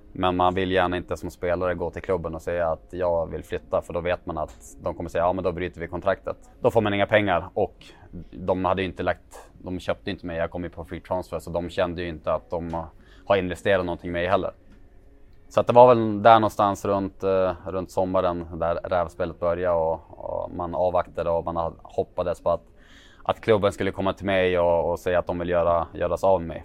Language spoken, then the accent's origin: Swedish; Sweden; moved away as an adult; also born or lived in Belgium; jag kommer från Sverige